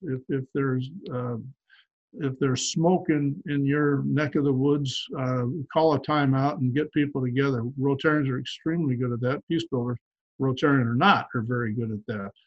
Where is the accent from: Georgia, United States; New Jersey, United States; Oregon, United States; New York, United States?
Oregon, United States; Portland; my hometown of Portland